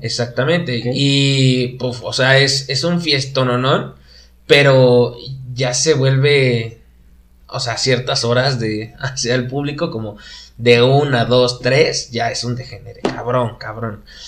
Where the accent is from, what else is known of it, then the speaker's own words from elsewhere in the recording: Querétaro, Mexico; tuve la fortuna de, todavía estar en, mi ciudad natal. Aquí estudié, en Querétaro